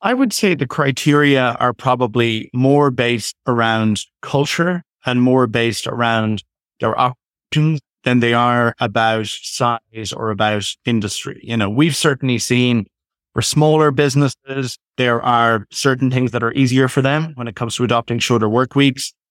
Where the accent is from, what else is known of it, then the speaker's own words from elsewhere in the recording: Ireland; now in Toronto, Canada; I'm originally from Ireland, but currently based in Canada, in Toronto